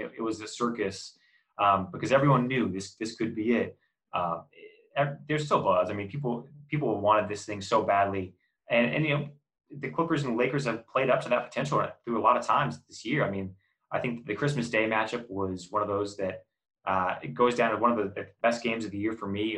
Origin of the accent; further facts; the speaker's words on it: Oregon, United States; now in Los Angeles, United States; I'm a transplant too. I'm from Oregon. I'm not from LA originally